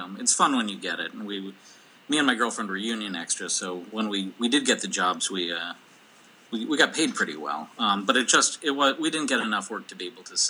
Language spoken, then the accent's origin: English; Minnesota, United States; also born or lived in Omaha; Yeah, yeah. I mean, in my heart of hearts, I'm a Minnesotan. And every time I've gone away, I felt more Minnesotan.